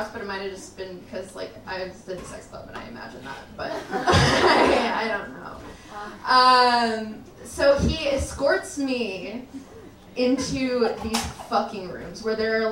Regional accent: El Paso, Texas, United States; I grew up in El Paso, Texas

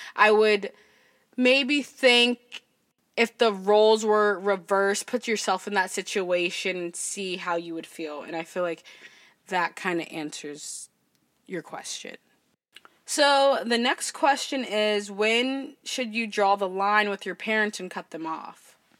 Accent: Berkeley, California, United States; I was born in Berkeley

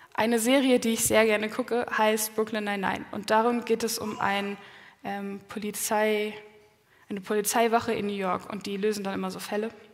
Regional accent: Quickborn, Schleswig-Holstein, Germany; meine Familie, wir kommen aus Quickborn, das ist in der Nähe von Hamburg, also nördlich von Hamburg

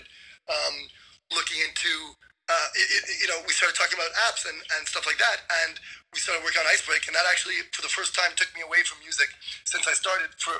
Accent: Montreal, Quebec, Canada; also born or lived in Waterloo; I'm from Montreal.

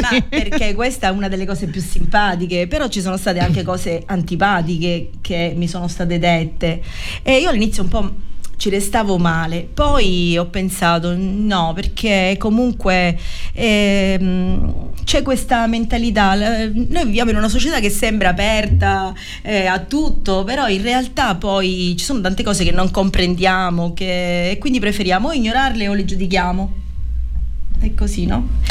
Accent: Mandanici, Sicily, Italy; Quando siamo arrivati a Mandanici era estate, era il 14 agosto eh, il mio paese d'estate è, la piazza è pienissima di gente

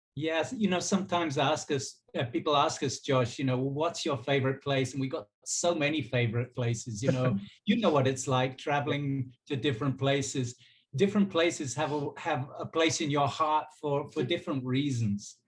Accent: Brighton, South East England, United Kingdom; moved away as an adult; now in Brazil; I'm from Brighton, and um, and grew up uh, on the south coast of England.

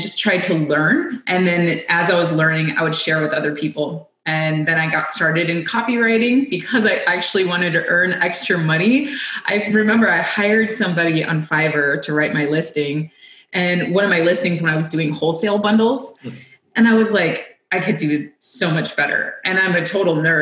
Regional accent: United States; as an American

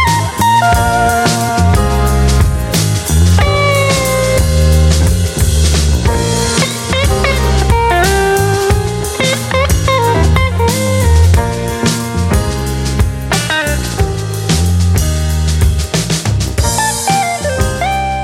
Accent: New Jersey, United States; now in San Francisco, United States; I grew up in Jersey, you know, so we grew up hanging around New York City

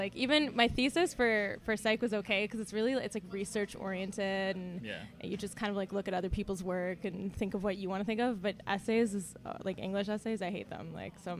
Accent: Ottawa, Ontario, Canada; also born or lived in Montreal; I was born in Montreal, but I grew up in Ottawa. Like, I moved here when I was like 2.5, so I don't really remember much of Montreal. I went to school in Barrhaven, high school in Barrhaven, good old Barrhaven.

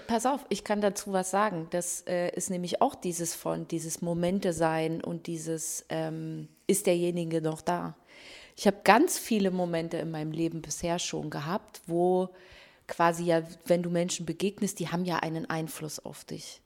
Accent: Germany; bei uns in Deutschland

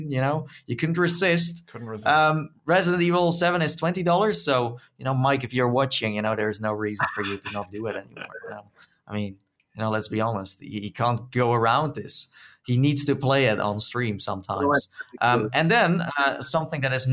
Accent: Netherlands; accent: Dutch; my Dutch accent

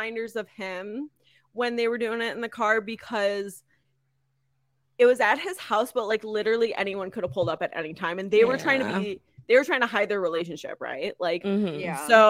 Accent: Midwest, United States; I'm from the Midwest.

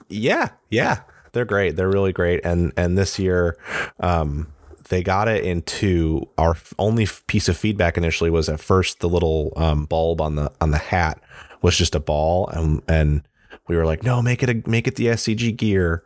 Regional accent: Midwest, United States; moved away; I'm from the Midwest and it's much colder there

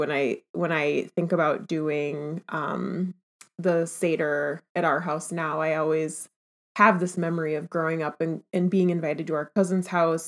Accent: Minneapolis, Minnesota, United States

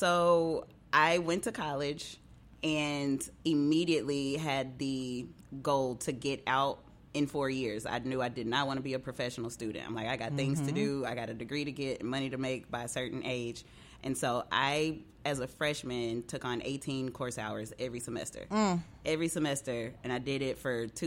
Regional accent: West Memphis, Arkansas, United States; moved away as an adult; also born or lived in Conway, Arkansas / Fort Smith, Arkansas; now in Memphis, United States; I was actually born and raised in West Memphis, Arkansas, right across the bridge

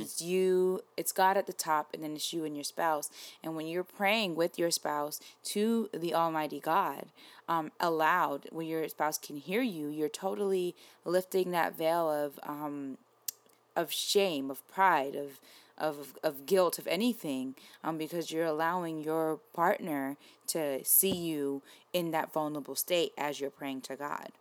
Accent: New York, United States; I'm from New York, so my mom worked near Wall Street

